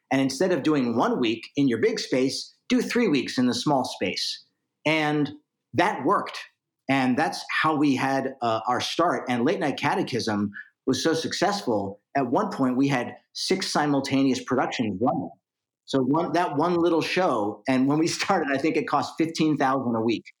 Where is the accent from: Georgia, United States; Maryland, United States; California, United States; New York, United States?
Maryland, United States; Baltimore; Growing up in Baltimore, Maryland